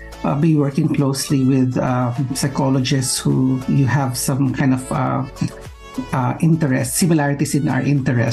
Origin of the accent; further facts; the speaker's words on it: Philippines; moved away as an adult; I'm originally from the Philippines